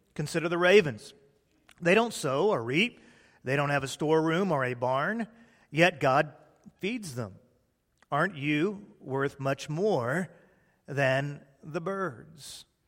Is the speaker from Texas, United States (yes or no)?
yes; Texas, United States; also born or lived in Peoria, Illinois; when I was a small boy, my family realized the error of their ways and they moved to the glorious Republic of Texas.